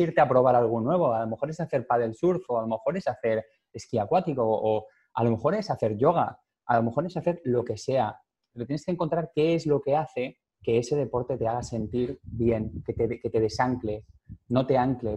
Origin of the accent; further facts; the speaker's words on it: Valencia, Valencian Community, Spain; moved away; nací en Valencia, me crié en Valencia también